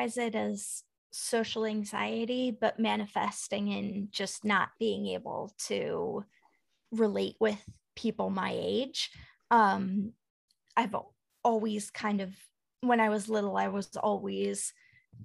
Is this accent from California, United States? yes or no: no; Dallas, Texas, United States; moved away; I grew up in Dallas